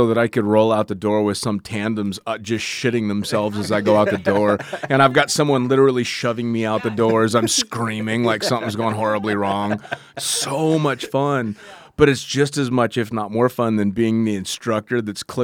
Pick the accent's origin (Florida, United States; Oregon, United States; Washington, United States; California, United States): California, United States; near San Francisco; I was born and raised right near San Francisco.